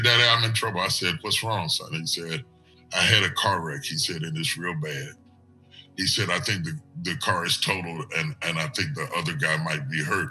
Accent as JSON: {"language": "English", "region": "West Virginia", "country": "United States", "tie": "born or raised there", "said": "I'm from West Virginia. There was only 5% black. I grew up around white people"}